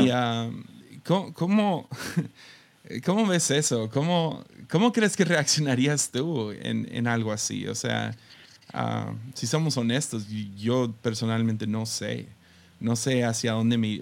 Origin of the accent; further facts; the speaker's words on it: Tepic, Nayarit, Mexico; creciendo en Tepic